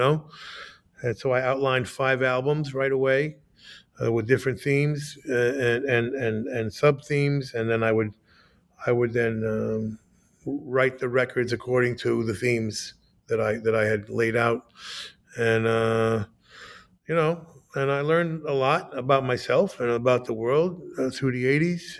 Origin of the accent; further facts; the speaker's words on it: United States; I was like, wow, I'm an American